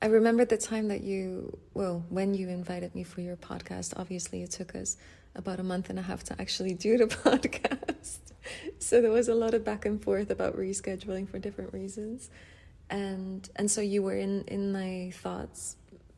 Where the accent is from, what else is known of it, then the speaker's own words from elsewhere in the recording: Netherlands; I'm from Holland